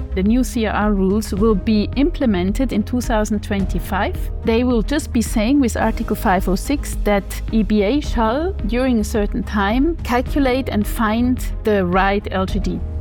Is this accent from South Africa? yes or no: no; Switzerland; now in Frankfurt, Germany; I'm originally from Switzerland, living in Frankfurt at the moment.